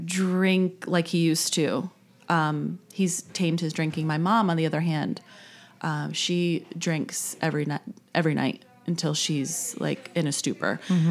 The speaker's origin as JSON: {"language": "English", "region": "New York", "country": "United States", "lives_now": "Charleston, United States", "said": "No, I'm from New York originally."}